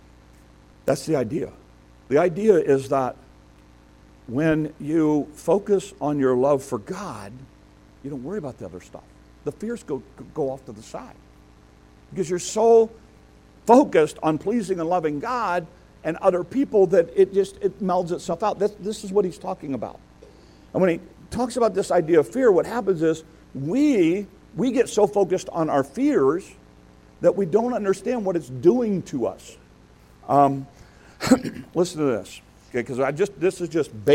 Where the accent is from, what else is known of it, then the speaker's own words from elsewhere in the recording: Detroit, Michigan, United States; moved away; also born or lived in Chicago; I got to Detroit after the race riots, just right after the race riots in Detroit. So I grew up in that kind of culture